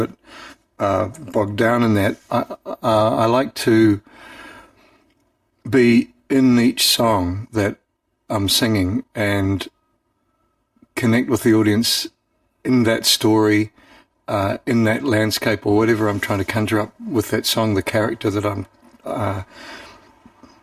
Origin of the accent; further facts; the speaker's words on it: Auckland, New Zealand; growing up in Auckland